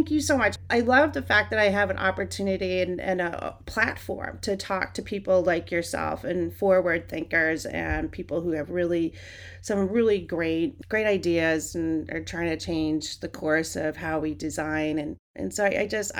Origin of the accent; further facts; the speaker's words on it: New York City, New York, United States; moved away; I hail from Brooklyn. I lived on Garden Place and Sydney Place growing up as a kid